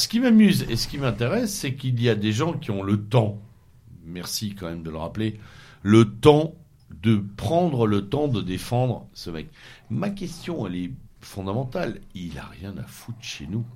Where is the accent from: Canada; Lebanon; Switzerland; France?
France; Normandy; chez moi en Normandie